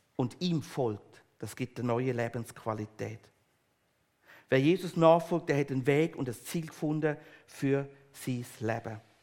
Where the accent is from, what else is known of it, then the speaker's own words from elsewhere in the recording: Switzerland; wir als Schweizer